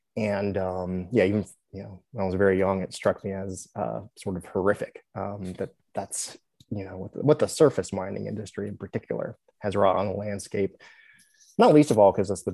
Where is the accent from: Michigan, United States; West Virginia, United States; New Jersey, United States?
West Virginia, United States; Buchanan; born or raised there